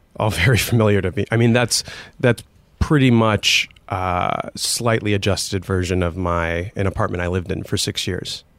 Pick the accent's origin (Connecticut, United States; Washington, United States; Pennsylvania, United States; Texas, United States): Pennsylvania, United States; Scranton; I was growing up in Scranton